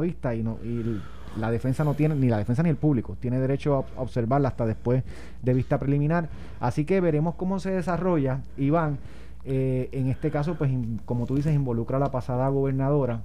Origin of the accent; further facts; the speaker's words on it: Puerto Rico; los puertorriqueños somos distintos, de que acá somos pobres